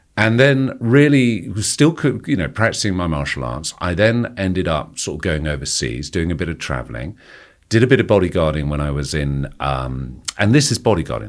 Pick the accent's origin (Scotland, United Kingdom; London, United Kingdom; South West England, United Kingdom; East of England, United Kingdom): London, United Kingdom; Kingston upon Thames; accent: posh private school; I grew up in Kingston, uh, just outside London